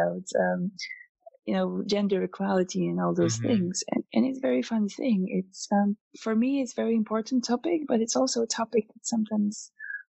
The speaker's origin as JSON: {"language": "English", "country": "Poland", "moved": "as an adult", "lives_now": "Luxembourg", "said": "I'm originally coming from Poland"}